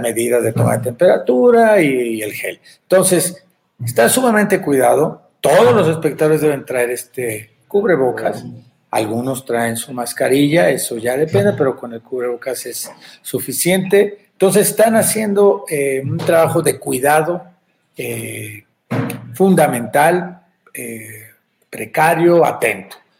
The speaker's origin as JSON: {"language": "Spanish", "country": "Mexico", "said": "creadores mexicanos quienes lo hacemos"}